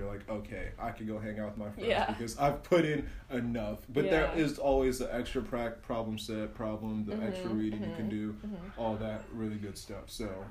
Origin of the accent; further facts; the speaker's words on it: West Windsor, New Jersey, United States; I come from West Windsor. Yeah, I could face anything.